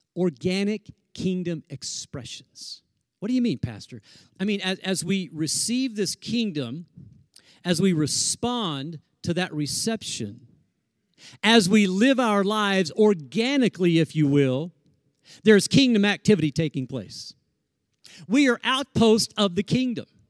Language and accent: English; Tornado Alley, Oklahoma, United States; moved away; we're from Tornado Alley